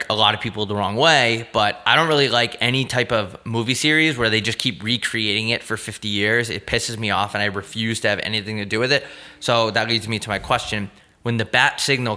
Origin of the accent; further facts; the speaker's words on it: New York, United States; moved away; I'm from New York